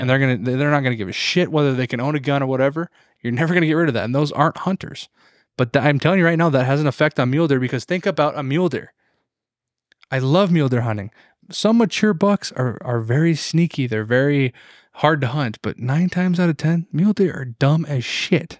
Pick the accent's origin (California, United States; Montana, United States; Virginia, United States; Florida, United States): Montana, United States; an American and a Montanan